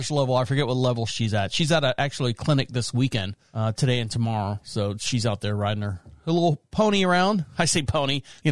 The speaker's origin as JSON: {"language": "English", "town": "Orlando", "region": "Florida", "country": "United States", "tie": "born or raised there", "said": "I was born and raised in Orlando, Florida"}